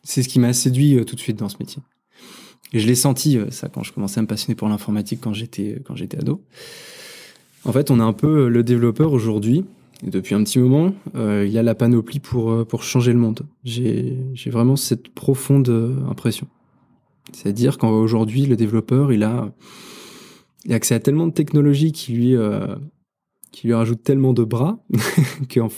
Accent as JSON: {"language": "French", "region": "Normandy", "country": "France", "said": "C'est une réponse de Normand. Je suis Normand."}